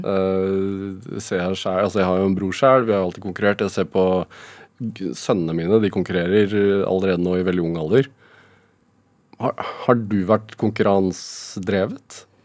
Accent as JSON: {"language": "Norwegian", "town": "Sarpsborg", "region": "Østfold", "country": "Norway", "said": "Jeg er fra Sarpsborg sjøl"}